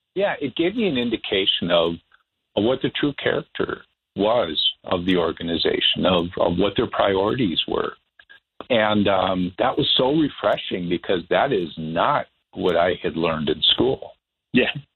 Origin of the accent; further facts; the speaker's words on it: Bismarck, North Dakota, United States; my hometown of Bismarck